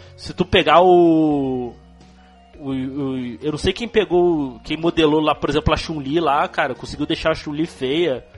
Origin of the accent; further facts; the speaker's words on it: Rio de Janeiro, Brazil; accent: carioquês; minha, minha voz aí, meu sotaque, meu carioquês